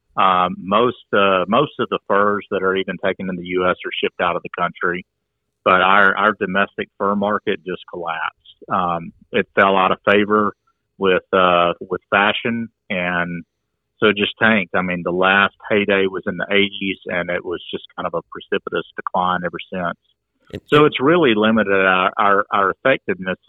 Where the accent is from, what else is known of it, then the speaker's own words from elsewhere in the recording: Coweta County, Georgia, United States; I'm from Coweta County